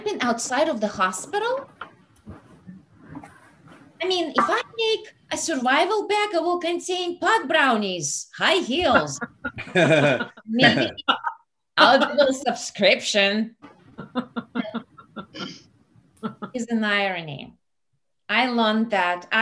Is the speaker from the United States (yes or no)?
no; Russia; moved away; I'm Russian. I'm from Russia.